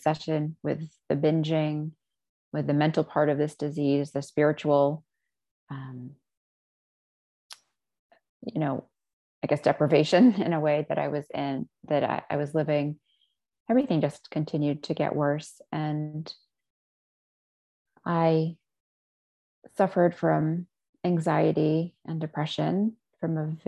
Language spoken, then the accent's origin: English; United States; also born or lived in Israel; My parents moved to the States after they had me. So I was a baby when I was moved here